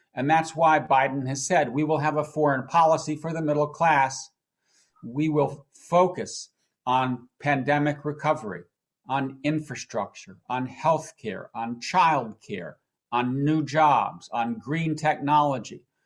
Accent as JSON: {"language": "English", "country": "United States", "also_born_or_lived": "Washington", "said": "as an American who lived in Washington for the last four years"}